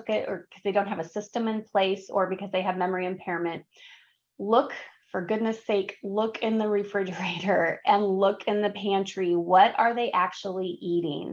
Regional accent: Wisconsin, United States; in Wisconsin, because I'm from Wisconsin, we have a lot of steep driveways

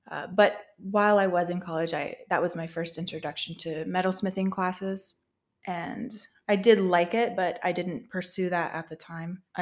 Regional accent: Show Low, Arizona, United States; i grew up in Show Low arizona actually outside of town so it was a really country rural setting

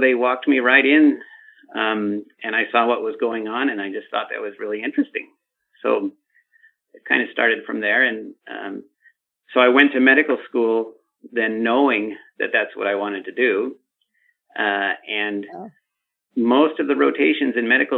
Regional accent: Los Angeles, California, United States; I grew up in Los Angeles

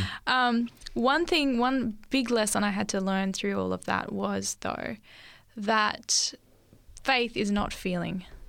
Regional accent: Lake Macquarie, New South Wales, Australia; also born or lived in Sydney; we moved up to um, this local Lake Macquarie area

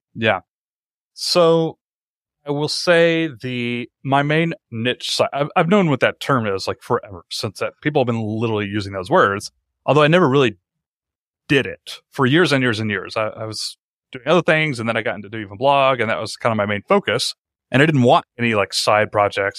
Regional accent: Atlanta, Georgia, United States; moved away as an adult; I found a job at a local startup in my hometown. I live in Atlanta.

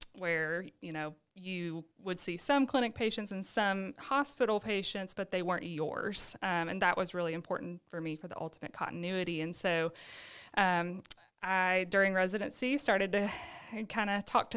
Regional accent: Birmingham, Alabama, United States; now in Sylacauga, United States; I was born and raised in Birmingham. I lived there with my family my whole entire life

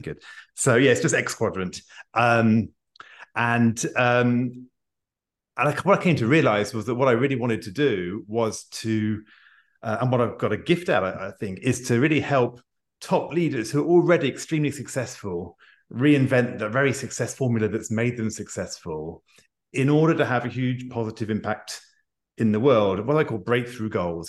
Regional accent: United Kingdom; I'm a Brit

